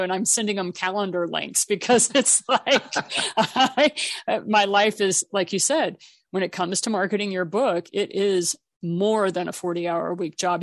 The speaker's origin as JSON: {"language": "English", "country": "Japan", "tie": "born or raised there", "said": "I was raised in Japan"}